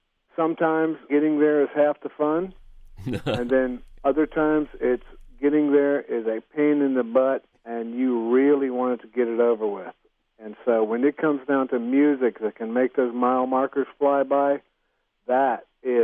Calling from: Wake Forest, North Carolina, United States; Wake Forest, North Carolina.

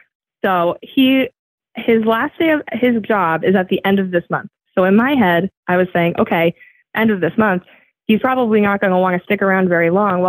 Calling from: New Hampshire, United States; I'm calling from New Hampshire.

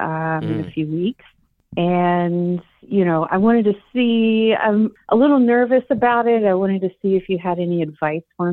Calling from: Louisville, Kentucky, United States; I am calling from Louisville, Kentucky, and I am 38 years old

